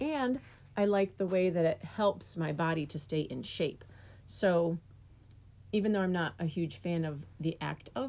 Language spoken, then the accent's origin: English; New York, United States; now in Michigan, United States; when I was a kid, I grew up in New York, and we had the New York State Physical Fitness Test